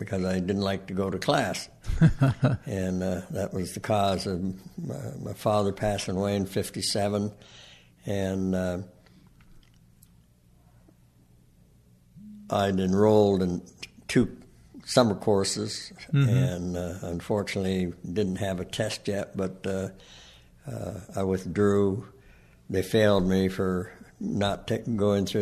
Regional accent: Renton, Washington, United States; I was born and raised in Renton, Washington.

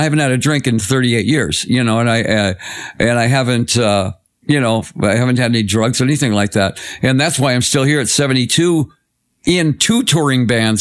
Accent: Detroit, Michigan, United States; my hometown, Detroit

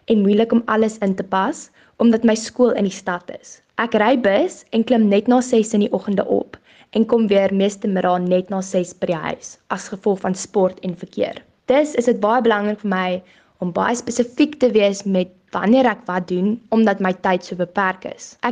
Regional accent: South Africa; first language af; Afrikaans bly my moedertaal en passie, so dit sal baie lekker wees om in 'n Afrikaanse omgewing te bly.

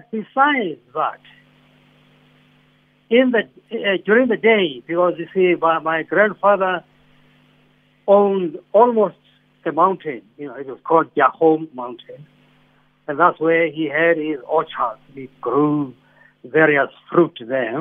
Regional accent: Johannesburg, Gauteng, South Africa; But I grew up in Soweto, at first in Dobsonville. No, sorry, first in Orlando East, and then later in Dobsonville.

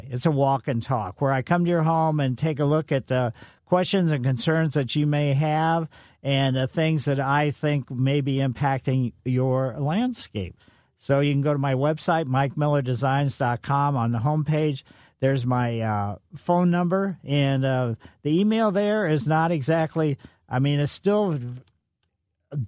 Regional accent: United States; I grew up in West County

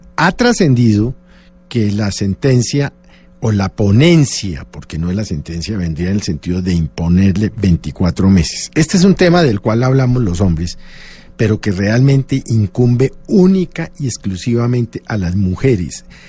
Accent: Colombia; como colombiano

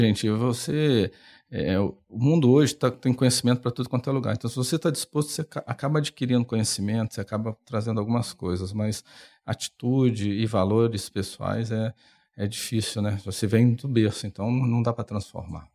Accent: Belo Horizonte, Minas Gerais, Brazil; now in São Paulo, Brazil; eu sou de Minas, eu peguei o trem, saí de Belo Horizonte, tive várias paradas, vim para São Paulo.

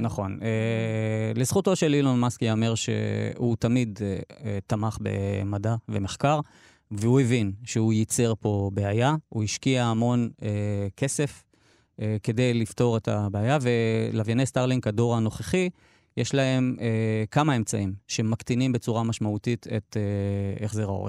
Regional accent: Dimona, Southern District, Israel; אני נולדתי וגדלתי בדימונה

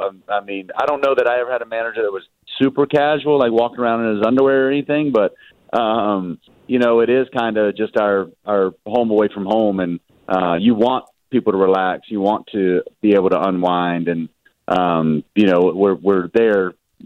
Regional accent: the South, United States; My dad, we're from the South. I don't think we wear too many robes down there

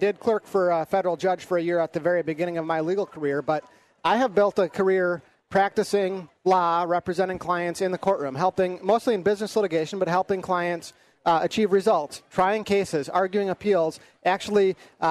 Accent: Anoka County, Minnesota, United States; growing up in Anoka County

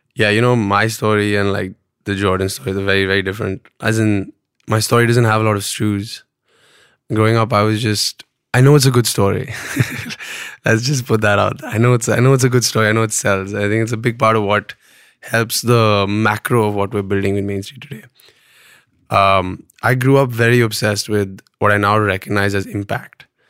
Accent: Pune, Maharashtra, India; also born or lived in Bombay; I was born and brought up in Pune

